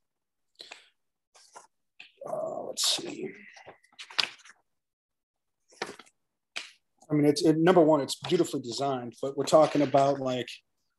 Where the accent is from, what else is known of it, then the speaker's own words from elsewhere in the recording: Detroit, Michigan, United States; moved away; I'm a city kid. I grew up in Detroit.